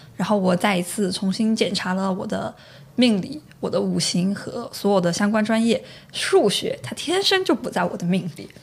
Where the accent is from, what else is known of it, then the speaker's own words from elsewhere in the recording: Chengdu, Sichuan, China; moved away as an adult; also born or lived in Shandong (ancestral); now in United Kingdom; 我比较想回到成都回到我的家乡